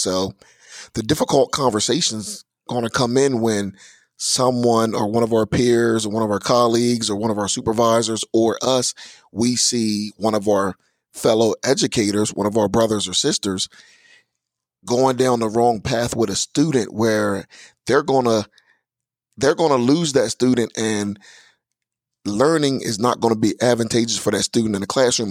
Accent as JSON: {"language": "English", "town": "Georgetown", "region": "Delaware", "country": "United States", "also_born_or_lived": "Magnolia, Delaware", "said": "I am from Georgetown, Delaware, by the way of Magnolia, Delaware, here in Kent County."}